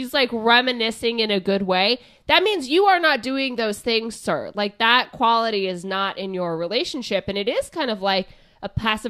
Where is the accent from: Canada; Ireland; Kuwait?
Canada; The reason they broke up is because she moved with him to the States while we're both from Canada, and our daughter couldn't see me.